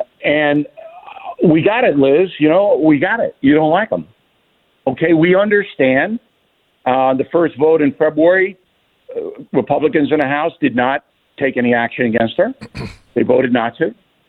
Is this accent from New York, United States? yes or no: yes; Levittown, New York, United States; also born or lived in Manhattan; in Manhattan, and I was raised in Levittown, as you guys know. And I know this city as well as any human being on the earth.